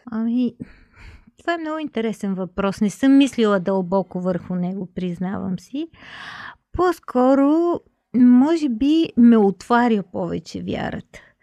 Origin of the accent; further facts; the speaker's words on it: Bulgaria; да си останем българи